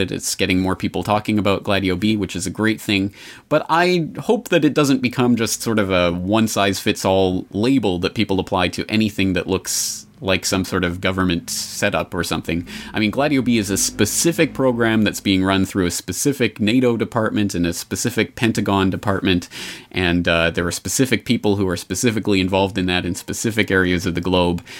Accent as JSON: {"language": "English", "country": "Canada", "said": "as a Canadian"}